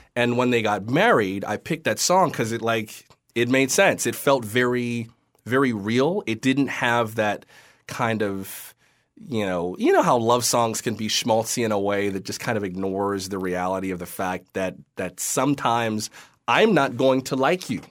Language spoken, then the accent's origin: English; West Palm Beach, Florida, United States; moved away; I'm from West Palm Beach